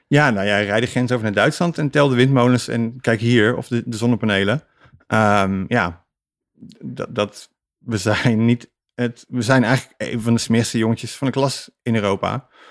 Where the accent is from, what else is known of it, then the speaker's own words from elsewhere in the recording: Netherlands; als Nederlander